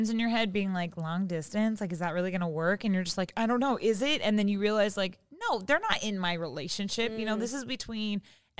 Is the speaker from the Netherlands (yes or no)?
no; Seattle, Washington, United States; moved away as an adult; now in Los Angeles, United States; I'm from Seattle and I live in LA.